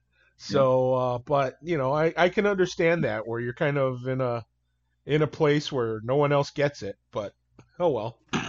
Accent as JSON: {"language": "English", "town": "Toledo", "region": "Ohio", "country": "United States", "tie": "born or raised there", "said": "I was a poor kid from North Toledo"}